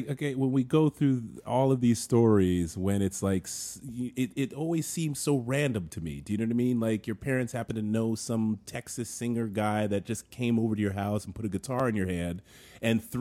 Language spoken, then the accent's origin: English; Paris, Île-de-France, France; I'm from Paris.